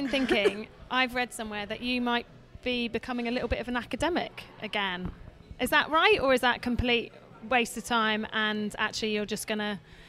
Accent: Oxford, South East England, United Kingdom; my dad's got blue, so I'm from Oxford

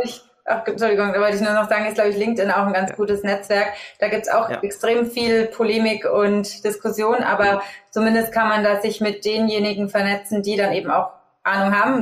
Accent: Augsburg, Bavaria, Germany; moved away as an adult; also born or lived in Munich; habe dann auch Global Business Management studiert in Augsburg, da wo ich auch ursprünglich herkomme

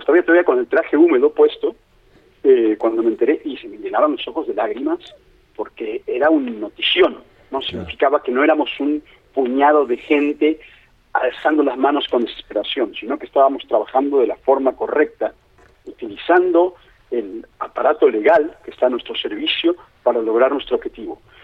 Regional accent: Mexico City, Mexico; moved away as an adult; now in Playa del Carmen, Mexico; soy, de la Ciudad de México, me fui en el 96 y regresé a México y me quedé a vivir en Playa del Carmen

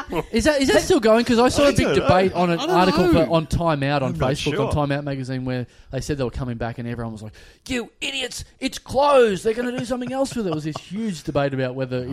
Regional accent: Maryborough, Victoria, Australia; also born or lived in Williamstown / Abbotsford; now in Melbourne, Australia; Now, I originally come from Maryborough, like, small town of Maryborough.

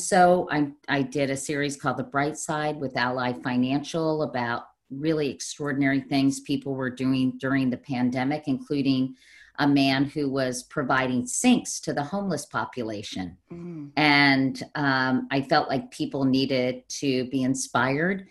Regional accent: Arlington, Virginia, United States; I grew up in Arlington, Virginia.

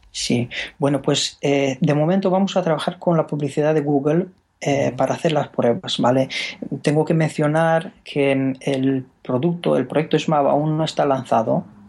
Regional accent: Romania; Spanish is a second language; moved away as an adult; now in Spain; yo soy rumano

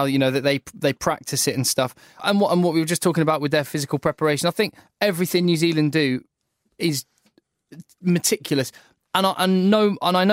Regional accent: England, United Kingdom; as an Englishman

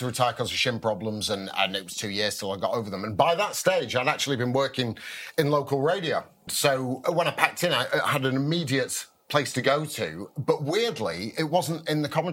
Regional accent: Bolton, North West England, United Kingdom; growing up in Bolton

